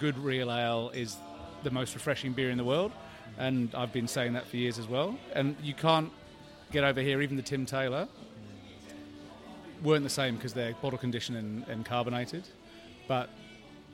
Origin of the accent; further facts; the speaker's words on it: England, United Kingdom; now in Australia; despite the accent, I have two Scottish parents, but I was born in England and they brought me up to be Scottish.